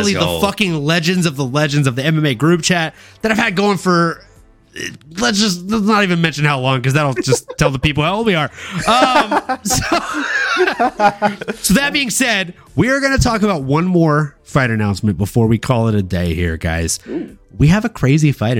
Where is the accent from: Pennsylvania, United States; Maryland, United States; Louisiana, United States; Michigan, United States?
Louisiana, United States; moved away as an adult; now in San Jose, United States; Growing up in Louisiana